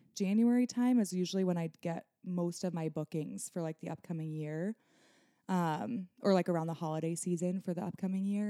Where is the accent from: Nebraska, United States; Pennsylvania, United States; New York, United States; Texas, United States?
Nebraska, United States; moved away as an adult; now in Michigan, United States; born and raised in Nebraska, you know, I built my business there